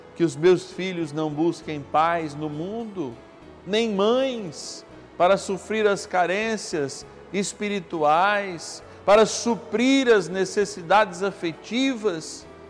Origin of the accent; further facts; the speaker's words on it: São Paulo, Brazil; eu sou paulistano